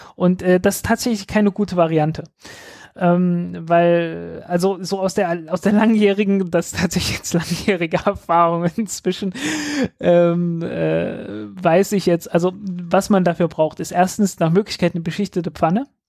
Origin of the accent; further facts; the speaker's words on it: southern Saxony-Anhalt, Germany; ich komme nicht aus Berlin, ich komme aus, ich, ich komme aus dem Süden von Sachsen-Anhalt